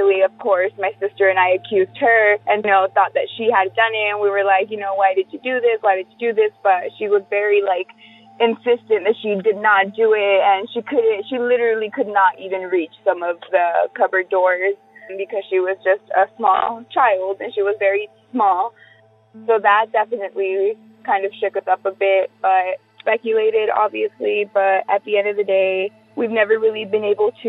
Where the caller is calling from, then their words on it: Whittier, California, United States; also born or lived in Culver City, California; I'm calling from Whittier, California